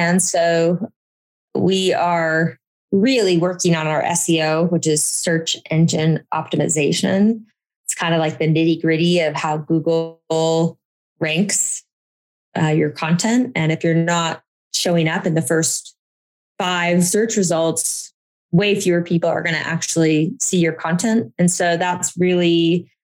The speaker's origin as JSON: {"language": "English", "town": "Boise", "region": "Idaho", "country": "United States", "tie": "born or raised there", "also_born_or_lived": "Washington, District of Columbia, United States", "moved": "yes", "said": "I grew up in Boise"}